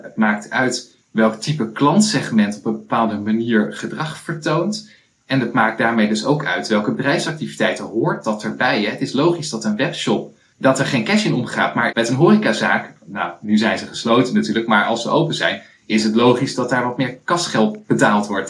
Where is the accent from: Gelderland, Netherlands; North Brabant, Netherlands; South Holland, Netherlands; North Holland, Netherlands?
Gelderland, Netherlands; Culemborg; also born or lived in Twente; now in Ede, Netherlands; Ik ben opgegroeid in Culemborg